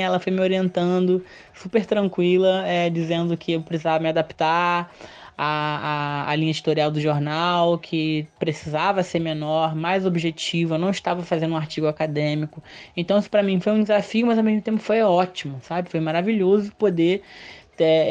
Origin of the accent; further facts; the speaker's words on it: Rio de Janeiro, Brazil; Eu sou do Rio mesmo, eu moro no Morro dos Macacos, em Vila Isabel